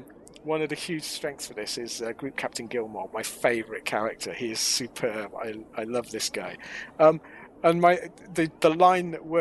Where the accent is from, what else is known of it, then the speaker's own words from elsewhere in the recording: England, United Kingdom; I'm English